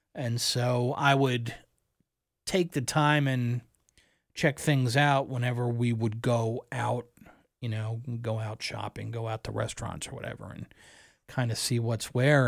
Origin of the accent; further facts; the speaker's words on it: Columbia, Maryland, United States; moved away; also born or lived in Philadelphia, Pennsylvania; Family moved to Columbia, Maryland, just outside of Baltimore. I lived there until I was in my early twenties